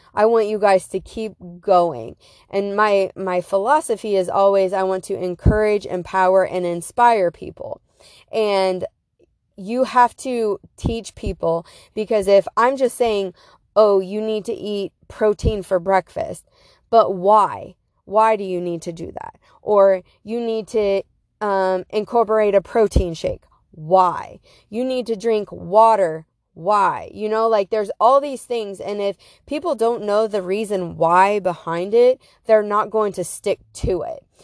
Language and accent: English; Beloit, Wisconsin, United States; Beloit, where my hometown is.